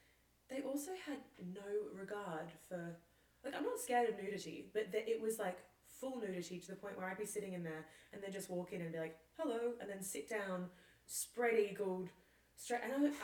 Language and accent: English; Australia; I grew up in Australia where obviously saunas aren't really needed. It's quite hot.